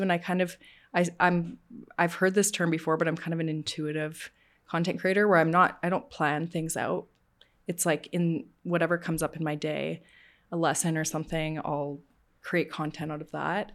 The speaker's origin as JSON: {"language": "English", "town": "Calgary", "region": "Alberta", "country": "Canada", "tie": "born or raised there", "said": "I was born and raised in Calgary"}